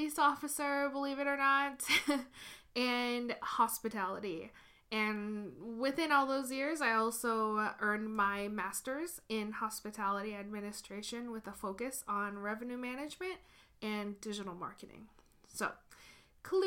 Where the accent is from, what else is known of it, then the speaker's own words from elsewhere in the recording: Tokyo, Japan; moved away as an adult; also born or lived in Washington State / Seattle, Washington / Portland, Oregon / Detroit, Michigan; now in Los Angeles, United States; I was born and raised in Tokyo, Japan, and moved to Washington State for my undergraduate degree.